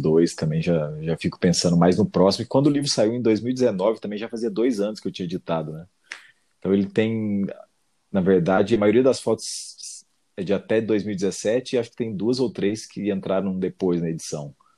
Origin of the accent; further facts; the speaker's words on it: Cássia, Brazil; moved away; also born or lived in São Paulo; Cássia, que é minha cidade natal, São Paulo